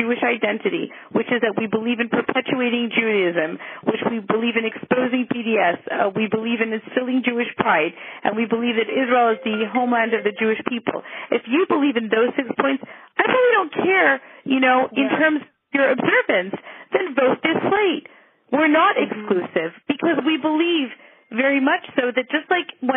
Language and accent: English; Montreal, Quebec, Canada; growing up in my hometown in Montreal